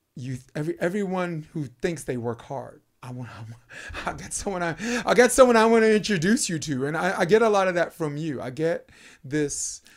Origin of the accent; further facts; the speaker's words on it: New York City, New York, United States; accent: Brooklynese; now in California, United States; I grew up in Brooklyn, New York